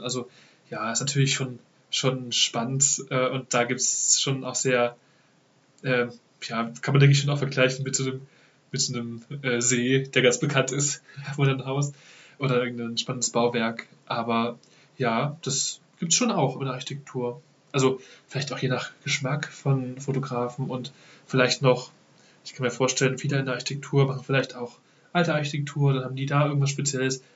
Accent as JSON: {"language": "German", "town": "Dresden", "region": "Saxony", "country": "Germany", "also_born_or_lived": "Ravensburg", "said": "Ich komme direkt aus Dresden"}